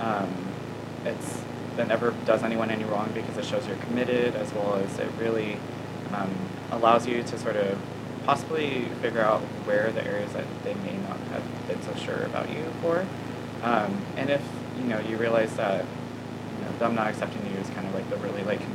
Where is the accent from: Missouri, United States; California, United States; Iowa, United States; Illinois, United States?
California, United States; La Habra; moved away as an adult; now in San Luis Obispo, United States; I'm from La Habra, California, which is down in Orange County